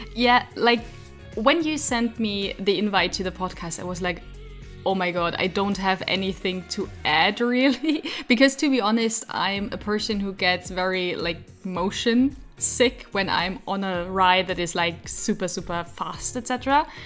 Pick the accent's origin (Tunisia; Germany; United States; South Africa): Germany; Frankfurt, Hesse; English is a second language; I'm from Frankfurt. in Germany.